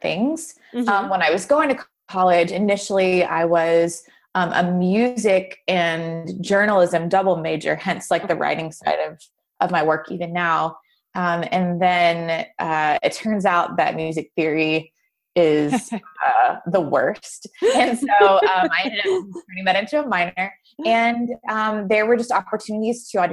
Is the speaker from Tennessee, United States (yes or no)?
yes; Nashville, Tennessee, United States; I grew up in Nashville